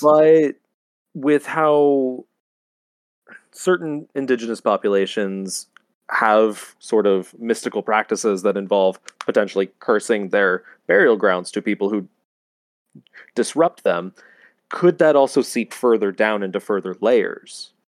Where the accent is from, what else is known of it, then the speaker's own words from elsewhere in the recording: California, United States; I am from California